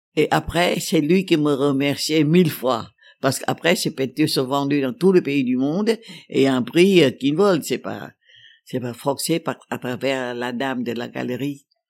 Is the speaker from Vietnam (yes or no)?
yes; Thua Thien Hue, Vietnam; also born or lived in Paris, France; la nostalgie incroyable du soleil du Vietnam. Je pensais à la rivière de parfums de ma terre natale